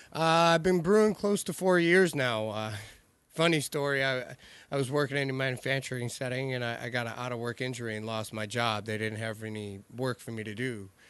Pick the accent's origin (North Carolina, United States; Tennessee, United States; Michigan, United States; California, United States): Michigan, United States; growing up in Michigan